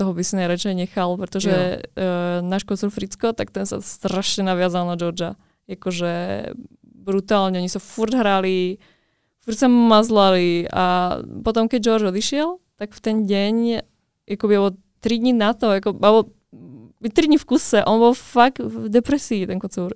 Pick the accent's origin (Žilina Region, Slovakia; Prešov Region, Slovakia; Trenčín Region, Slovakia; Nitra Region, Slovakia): Trenčín Region, Slovakia; Dubnica nad Váhom; moved away; u nás v Dubnici